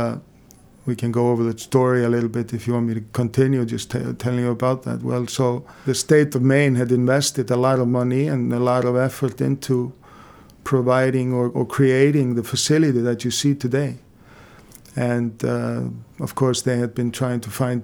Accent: Iceland

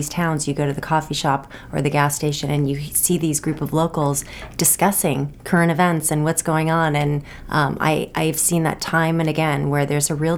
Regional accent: Los Angeles, California, United States; now in Maine, United States; I grew up in Los Angeles

